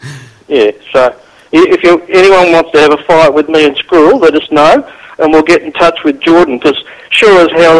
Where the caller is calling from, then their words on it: Melbourne, Victoria, Australia; Oh, we're down at Batman Park, you know, at the bottom of Spencer Street.